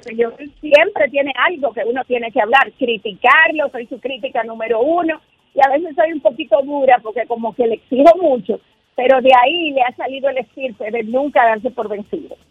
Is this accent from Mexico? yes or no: no; Dominican Republic; como dominicana, yo soy una mamá como todas las dominicanas